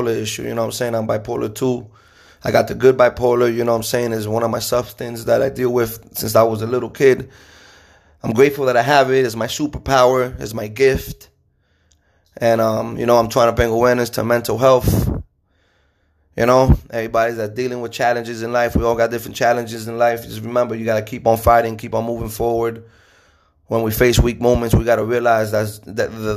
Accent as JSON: {"language": "English", "country": "United States", "said": "being an American"}